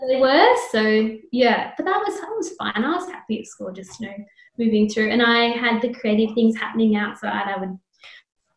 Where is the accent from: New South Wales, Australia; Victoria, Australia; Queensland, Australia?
New South Wales, Australia; O'Connell; I grew up on a small farm between Bathurst and Oberon